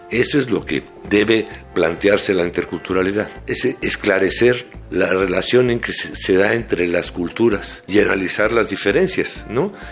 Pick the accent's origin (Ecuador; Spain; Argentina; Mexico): Mexico; Tuxtla Gutiérrez, Chiapas; tengo 20 años y soy de Tuxtla Gutiérrez, Chiapas.